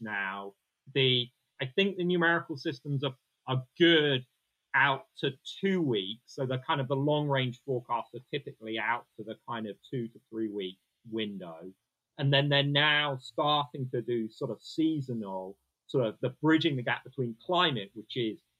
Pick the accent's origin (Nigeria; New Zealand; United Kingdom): United Kingdom; We're British